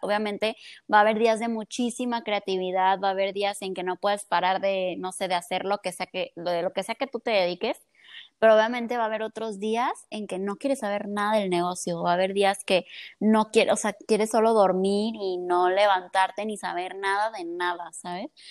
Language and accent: Spanish; Colima, Mexico; soy de aquí de Colima